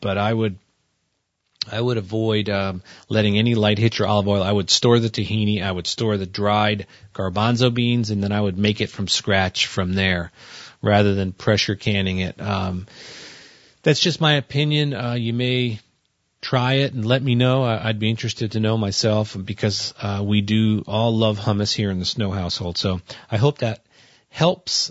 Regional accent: New Jersey, United States; I come from New Jersey

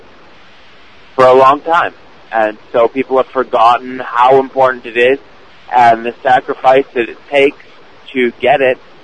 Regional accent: Canada; I'm from Canada

